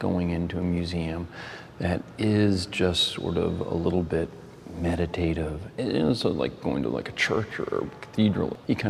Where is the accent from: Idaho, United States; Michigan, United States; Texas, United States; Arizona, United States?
Texas, United States; Dallas; growing up in Dallas